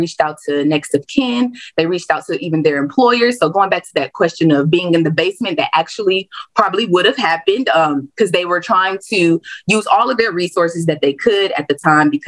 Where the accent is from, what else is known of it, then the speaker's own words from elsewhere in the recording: the South, United States; I am born and raised in the South, and a lot of the history I study is particularly to the South.